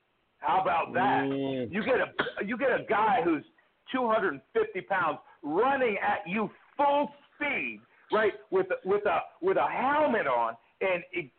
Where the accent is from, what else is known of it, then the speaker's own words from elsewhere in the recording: Ohio, United States; now in Mississippi, United States; Well, I'm actually phoning from Mississippi, but I've lived all over the country. Originally, I'm from Ohio